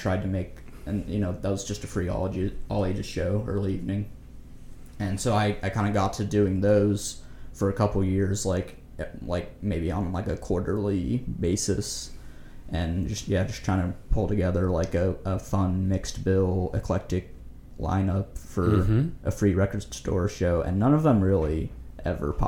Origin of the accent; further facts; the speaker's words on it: Kansas City, United States; I'm from Kansas City